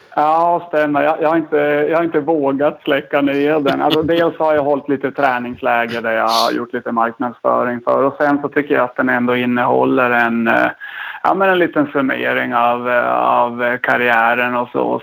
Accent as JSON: {"language": "Swedish", "town": "Kalix", "region": "Norrbotten County", "country": "Sweden", "accent": "Norrland", "moved": "yes", "lives_now": "Stockholm, Sweden", "said": "En gång norrlänning, framförallt Kalixbo"}